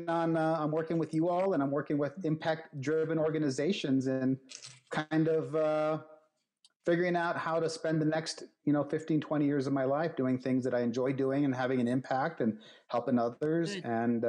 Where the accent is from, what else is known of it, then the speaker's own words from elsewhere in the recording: Deming, New Mexico, United States; I grew up here in New Mexico. I've been here pretty much my whole life.